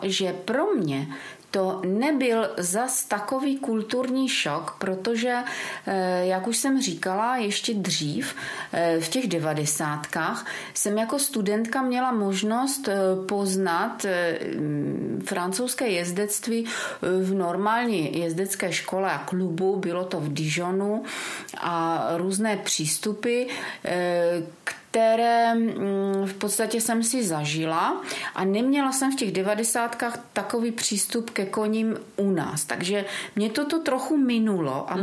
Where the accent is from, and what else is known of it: Brno, South Moravian Region, Czechia; born or raised there; moved away as an adult; now in Mansberk, Czech Republic